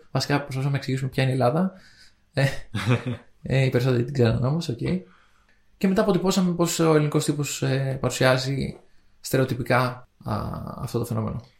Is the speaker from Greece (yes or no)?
no; Spain; accent: Spanish; Greek is a second language; Εγώ έχω την προφορά τη Ισπανία.